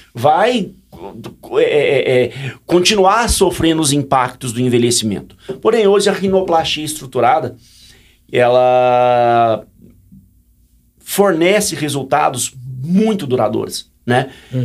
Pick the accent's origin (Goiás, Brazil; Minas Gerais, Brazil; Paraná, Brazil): Goiás, Brazil; Sou de Goiás